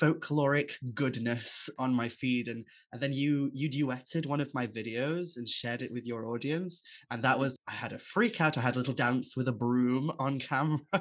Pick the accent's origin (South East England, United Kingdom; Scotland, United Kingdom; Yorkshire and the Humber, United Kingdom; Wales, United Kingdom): Wales, United Kingdom; Aberffraw; I grew up in Aberfraw